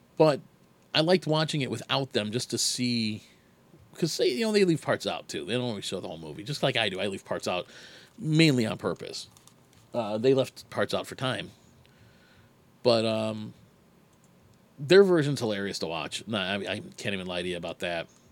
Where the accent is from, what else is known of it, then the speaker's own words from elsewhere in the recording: Chicago, Illinois, United States; I'm from Chicago. It gets cold here